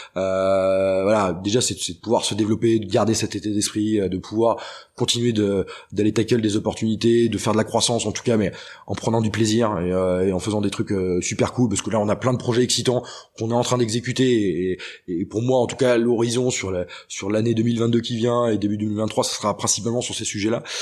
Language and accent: French; Redon, Brittany, France; moved away; je viens de Bretagne. Euh, du bled où je viens de Redon